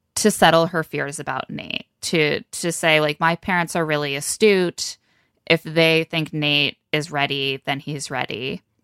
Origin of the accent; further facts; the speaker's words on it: Midwest, United States; I'm not from Minnesota, just the Midwesternness